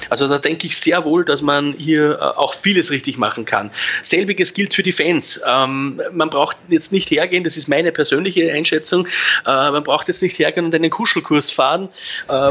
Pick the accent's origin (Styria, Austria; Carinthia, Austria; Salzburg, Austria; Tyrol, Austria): Salzburg, Austria; dass man als Salzburger immer gern mit, mit, mit ein bisschen einem, mit, mit Argusaugen nach Leipzig blickt